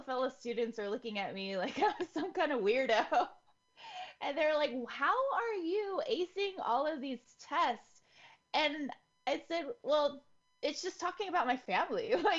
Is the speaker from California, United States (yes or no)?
yes; Bay Area, California, United States; our family was a very unique kind of Filipino American. Growing up in the Bay Area, there's a lot of Filipinos, like from Daly City down to San Jose up to like Vallejo.